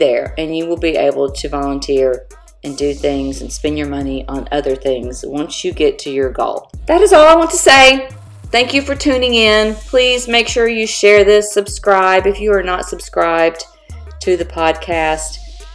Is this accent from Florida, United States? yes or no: yes; Florida, United States; moved away; I am from Florida originally